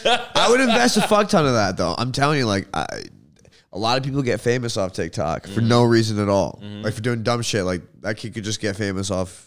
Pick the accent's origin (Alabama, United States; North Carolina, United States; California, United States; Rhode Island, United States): Rhode Island, United States; born there; I was born in Kent County Hospital at fucking 11 a.m.